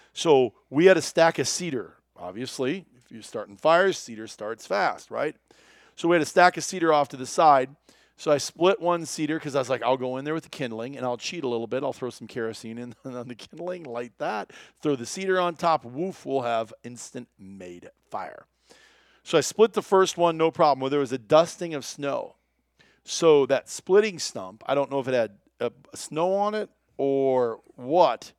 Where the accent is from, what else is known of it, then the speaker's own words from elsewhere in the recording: Iowa, United States; I grew up in Iowa